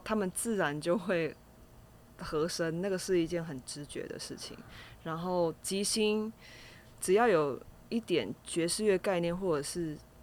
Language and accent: Chinese; Kaohsiung, Taiwan; 我是高雄人